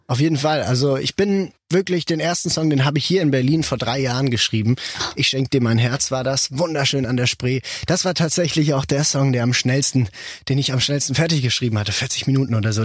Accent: Switzerland; also born or lived in Basel; wir Schweizer

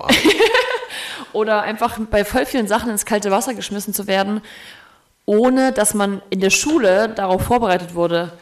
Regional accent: the East, East Germany, Germany; ich komme aus dem Osten

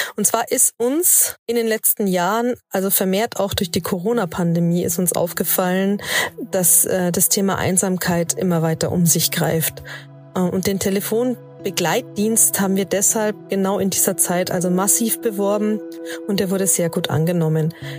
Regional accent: Germany; bei uns in Deutschland

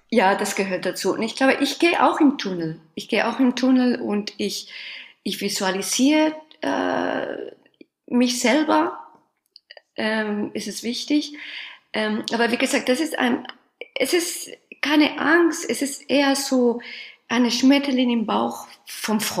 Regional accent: Spain; born there; German is a second language; ich bin in Spanien geboren

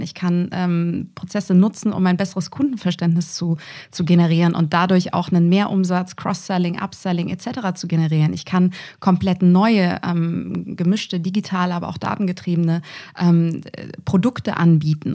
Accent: near Düsseldorf, North Rhine-Westphalia, Germany; moved away as an adult; also born or lived in Munich; ich bin eine gebürtige Rheinländerin, komme ursprünglich aus der Nähe von Düsseldorf

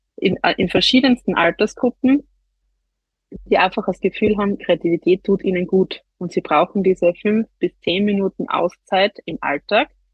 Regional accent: near Graz, Styria, Austria; wie man wahrscheinlich an, an meinem Dialekt hört, bin ich nicht aus Deutschland, sondern aus der Nähe von Graz in der Steiermark, also in Österreich.

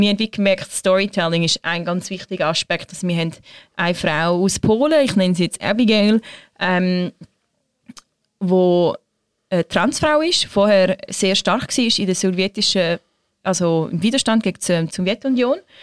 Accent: Switzerland; bei uns in der Schweiz

